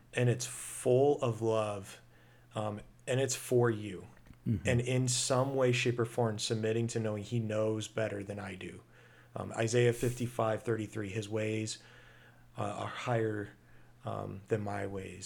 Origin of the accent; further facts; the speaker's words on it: United States; being American, I'm proud to be American